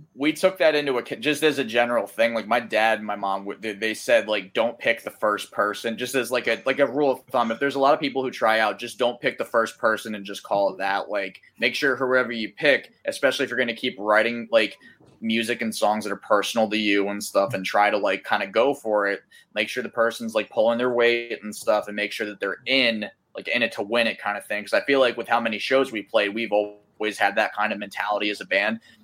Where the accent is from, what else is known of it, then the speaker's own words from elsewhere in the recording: Delran, New Jersey, United States; We're from Delran, New Jersey, which is South Jersey, like right across the bridge from Philadelphia